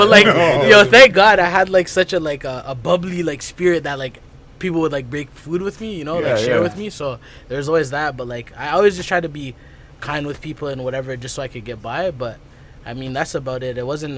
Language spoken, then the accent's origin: English; Ottawa, Ontario, Canada; Yes. Born and raised.